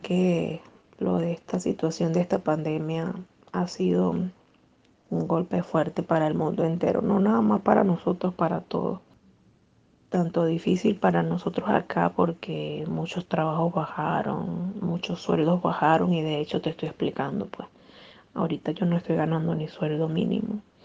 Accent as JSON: {"language": "Spanish", "town": "Cumaná", "region": "Sucre", "country": "Venezuela", "moved": "as an adult", "lives_now": "Peru", "said": "del estado de donde yo soy, porque soy de Cumaná, Estado Sucre."}